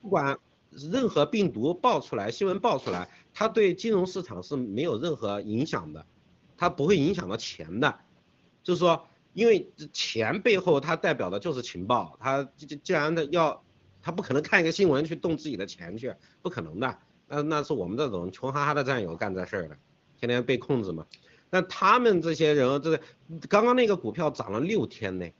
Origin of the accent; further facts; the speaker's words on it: China; 我们中国人、华人现在面对的问题就是灭族了。